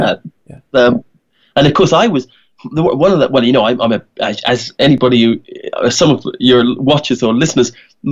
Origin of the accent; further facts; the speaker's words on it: Kent, South East England, United Kingdom; moved away as an adult; also born or lived in Donegal, Ireland; So I was born in Kent. Kent is a little county in England